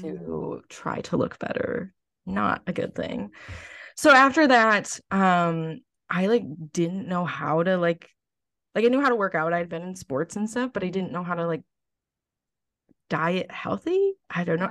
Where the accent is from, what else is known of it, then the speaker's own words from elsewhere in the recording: Lakeville, United States; I might run for Miss Lakeville in my hometown.